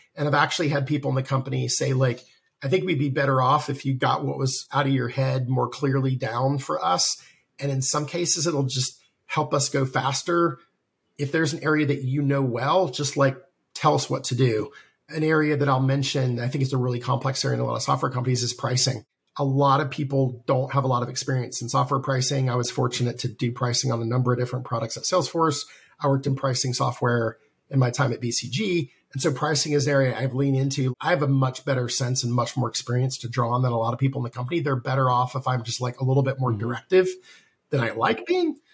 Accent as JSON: {"language": "English", "region": "the South", "country": "United States", "moved": "yes", "said": "I'm from the South originally"}